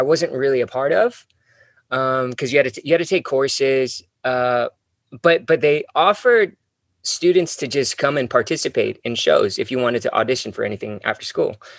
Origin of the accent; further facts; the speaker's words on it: Hacienda Heights, California, United States; I grew up in Hacienda Heights. It's sort of east from LA, about maybe about 50 minutes east